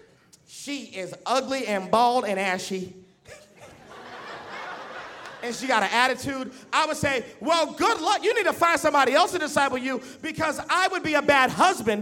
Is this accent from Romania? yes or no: no; Boston, Massachusetts, United States; now in Dallas, United States; I grew up in Boston, Massachusetts